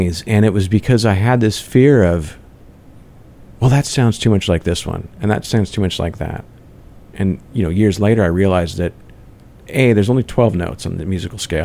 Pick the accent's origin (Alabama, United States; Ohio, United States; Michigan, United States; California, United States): California, United States; Huntington Beach; now in Arizona, United States; I'm from Huntington Beach, California.